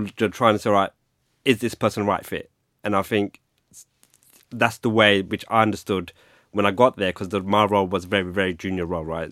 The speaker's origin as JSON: {"language": "English", "region": "London", "country": "United Kingdom", "tie": "born or raised there", "also_born_or_lived": "Greenwich, London", "said": "I grew up in London. I'm a Londoner. Um, grew up in the eighties in Hackney"}